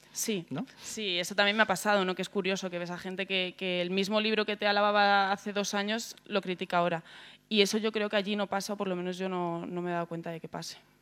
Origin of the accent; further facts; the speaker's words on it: Segovia, Castile and León, Spain; now in Madrid, Spain; vengo de Segovia, vivir en un barrio muy barrio